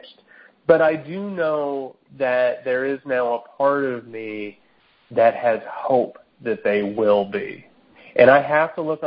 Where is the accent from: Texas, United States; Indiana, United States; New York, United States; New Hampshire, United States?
Indiana, United States; Southern; accent: more Southern than it is Midwestern; moved away as an adult; now in Georgia, United States; we're from Southern Indiana, right? My accent